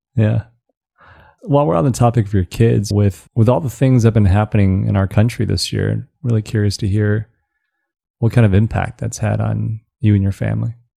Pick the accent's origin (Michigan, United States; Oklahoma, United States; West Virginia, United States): Michigan, United States; Southeast; also born or lived in China; I grew up in Southeast Michigan